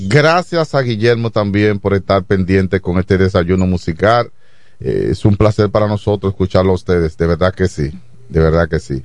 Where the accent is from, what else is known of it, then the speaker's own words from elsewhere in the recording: Dominican Republic; en el campo que yo me crié, Chabón